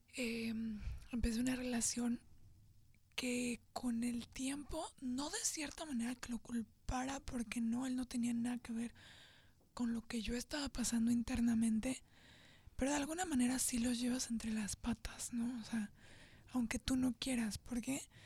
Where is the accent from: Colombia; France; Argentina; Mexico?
Mexico; Querétaro; moved away as an adult; now in Tijuana, Mexico; yo soy de Querétaro y tengo muy poco tiempo acá